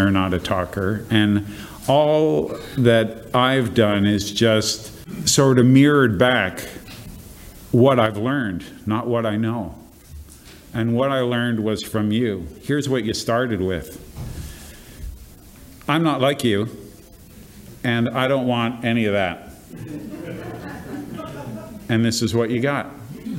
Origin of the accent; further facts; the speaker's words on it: Canada; as a Canadian